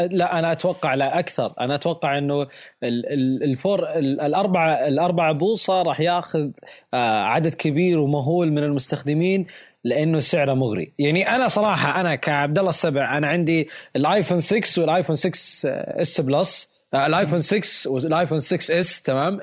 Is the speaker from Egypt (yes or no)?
no; Saudi Arabia; عندنا بالسعودية